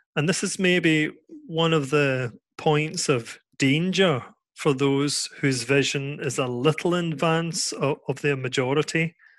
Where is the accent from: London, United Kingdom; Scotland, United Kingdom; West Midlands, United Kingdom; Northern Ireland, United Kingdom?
Scotland, United Kingdom; now in Netherlands; I'm here in the Netherlands. I'm from Scotland.